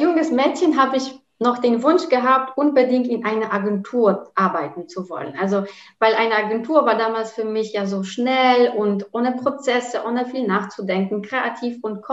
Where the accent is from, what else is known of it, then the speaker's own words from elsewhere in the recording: Rzeszów, Subcarpathian Voivodeship, Poland; German is a second language; moved away as an adult; also born or lived in Bielefeld, Germany / Cologne, Germany; now in Düsseldorf, Germany; Rzeszów, also zu der Stadt, wo ich herkomme